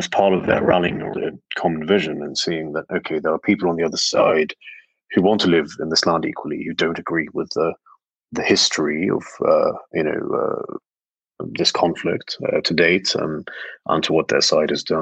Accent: West Bank, Palestine; growing up in the West Bank

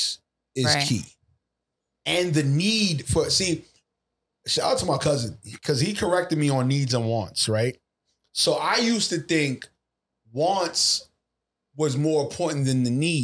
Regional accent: New York City, New York, United States; I was raised in Laurelton, Queens

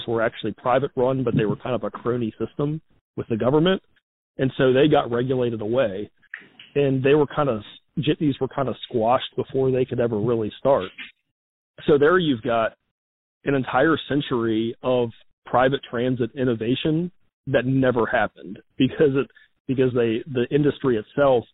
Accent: Charlottesville, Virginia, United States; my hometown of Charlottesville

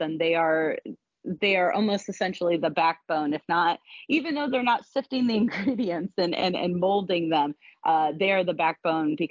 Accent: Ohio, United States; now in North Carolina or South Carolina, United States; my husband and I are from the North. We're from Ohio.

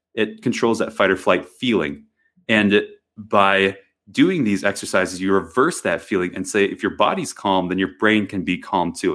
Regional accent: Wisconsin, United States; moved away; I grew up in Wisconsin, of all places, and it was very rural

